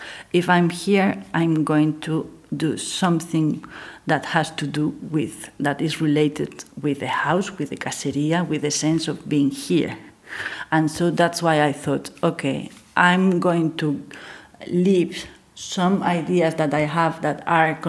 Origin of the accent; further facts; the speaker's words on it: Gijón, Asturias, Spain; I'm from Gijón, so I'm from here